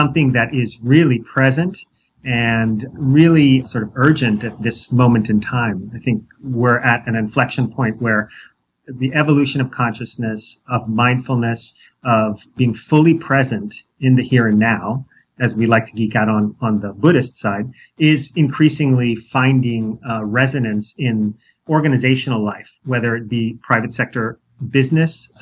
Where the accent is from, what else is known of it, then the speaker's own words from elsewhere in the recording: New York, United States; moved away as an adult; also born or lived in San Diego, California; I grew up in New York